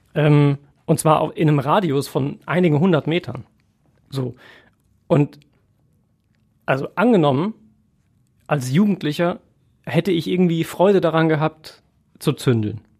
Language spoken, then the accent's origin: German; Essen, North Rhine-Westphalia, Germany; für uns aus Essener Sicht